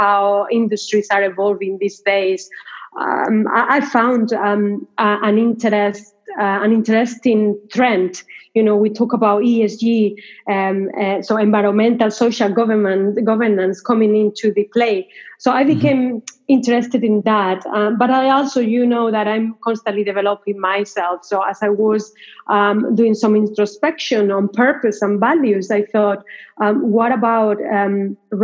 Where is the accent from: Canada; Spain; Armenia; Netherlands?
Spain; moved away as an adult; I was born in Spain. There in Spain, I studied journalism, communications, and mass media.